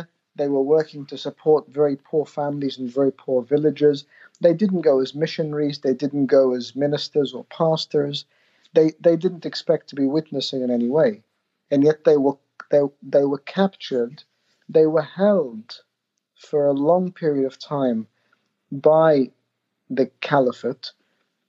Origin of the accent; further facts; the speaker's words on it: Australia; I grew up in Australia